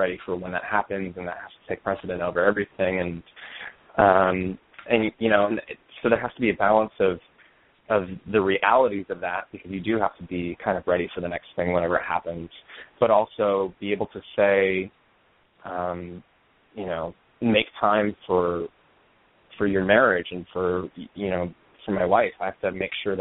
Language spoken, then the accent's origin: English; Aurora, Colorado, United States; moved away as an adult; also born or lived in Denver, Colorado; now in New York, United States; I grew up in Denver, in Aurora, Colorado, technically. I lived there until I graduated from college